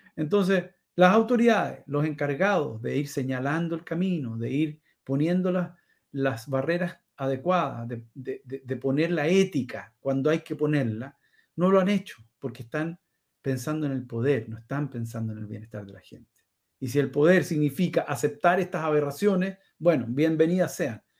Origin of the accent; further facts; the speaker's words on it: Chile; moved away; soy chileno corazón